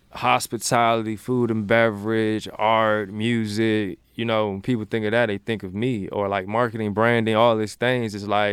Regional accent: Maryland, United States; now in Richmond, United States; Richmond is my second home. Like, I'm originally from Maryland, but like Richmond is home.

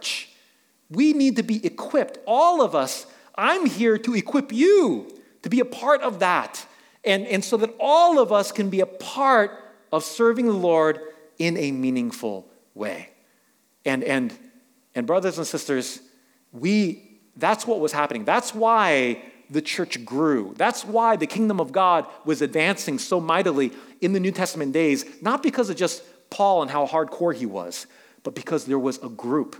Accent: New York City, New York, United States; I grew up in New York City

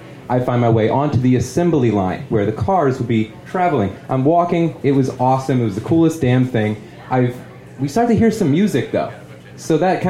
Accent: St. Louis, Missouri, United States; in my hometown of St. Louis, we had a manufacturing plant for Chrysler automobiles.

